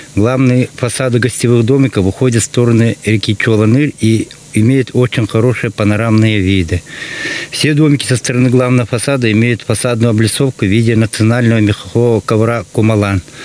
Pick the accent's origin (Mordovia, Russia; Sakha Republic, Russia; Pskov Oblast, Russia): Sakha Republic, Russia; Suldukar; мы из села Сульдукар